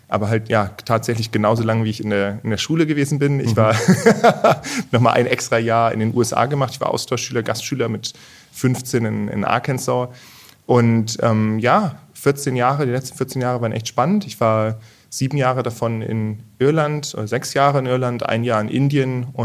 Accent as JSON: {"language": "German", "town": "Achim", "region": "Lower Saxony", "country": "Germany", "tie": "born or raised there", "also_born_or_lived": "Bremen / Berlin / Ireland", "moved": "as an adult", "lives_now": "Heilbronn, Germany", "said": "Ganz ursprünglich aus ähm, Bremen, da bin ich geboren worden, aufgewachsen in Achem bei mhm. Bremen, also in Norddeutschland. Und ja, von daher auch äh, eher das Flachland gewöhnt"}